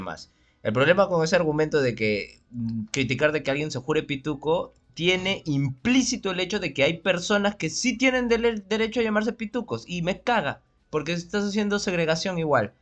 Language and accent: Spanish; Lima, Peru; como buen limeño